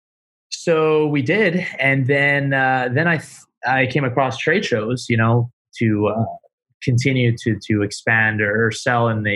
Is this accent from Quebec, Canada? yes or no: yes; Montreal, Quebec, Canada; now in Miami, United States; I'm from Montreal. I'm Canadian.